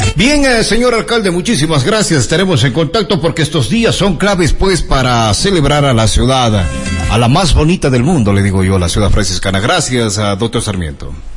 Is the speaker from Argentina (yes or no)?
no; Azogues, Cañar, Ecuador; de dónde somos, pues decíamos de Azogues